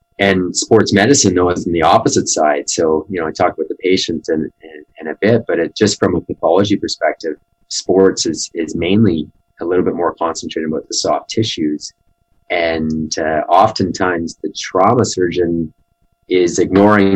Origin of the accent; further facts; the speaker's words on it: Ottawa, Ontario, Canada; now in Calgary, Canada; I grew up in Ottawa